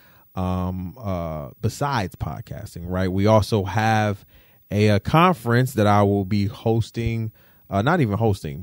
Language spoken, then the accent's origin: English; Detroit, Michigan, United States; I'm from Detroit